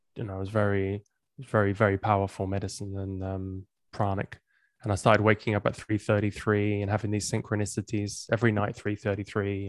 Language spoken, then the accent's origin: English; England, United Kingdom; moved away as an adult; also born or lived in Amsterdam, Netherlands; I grew up in England and I moved to Amsterdam when I was in my twenties